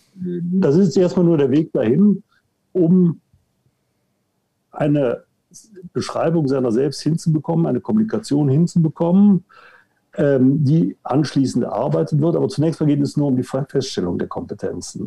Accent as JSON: {"language": "German", "town": "Cologne", "region": "North Rhine-Westphalia", "country": "Germany", "tie": "born or raised there", "moved": "yes", "lives_now": "Munich, Germany", "said": "geboren in Köln, wohnhaft in München"}